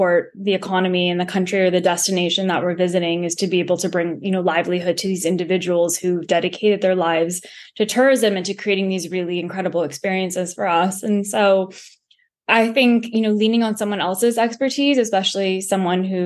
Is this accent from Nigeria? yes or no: no; United States; being an American